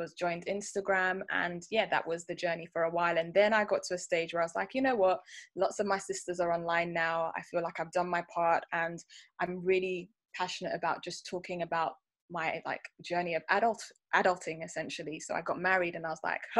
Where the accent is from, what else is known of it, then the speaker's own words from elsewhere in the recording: London, United Kingdom; I am a UK-born, very, very, very proud Nigerian girl.